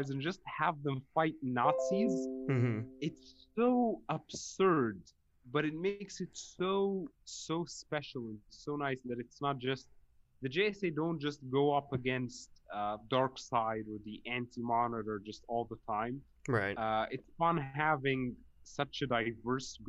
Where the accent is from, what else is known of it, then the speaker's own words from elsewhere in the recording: Egypt; I'm from Egypt